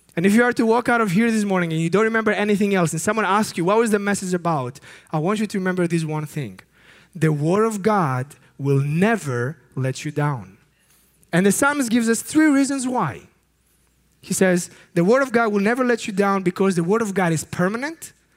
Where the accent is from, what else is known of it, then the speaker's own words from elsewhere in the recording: Greece; I come from Greece